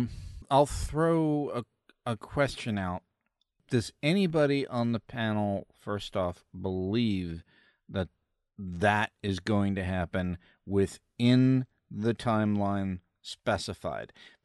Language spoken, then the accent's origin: English; Missouri, United States; you know, yeah, I'm from Missouri.